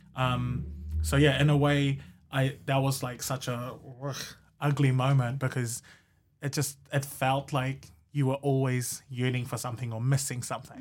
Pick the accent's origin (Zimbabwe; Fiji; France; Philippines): Fiji; Rotuma; now in Hamilton, New Zealand; growing up in Rotuma